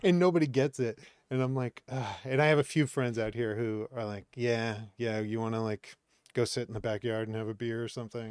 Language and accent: English; Maine, United States; moved away as an adult; also born or lived in Boston; now in Los Angeles, United States; I grew up in Maine